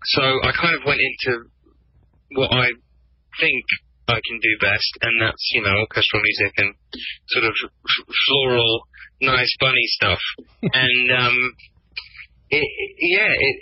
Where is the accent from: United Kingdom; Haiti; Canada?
United Kingdom; England; I'm English